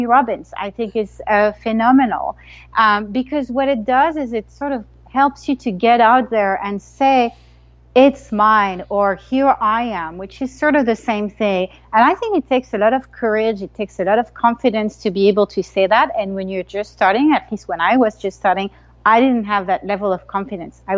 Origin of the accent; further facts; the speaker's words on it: Paris, Île-de-France, France; moved away as an adult; now in United States; I grew up in Paris, in France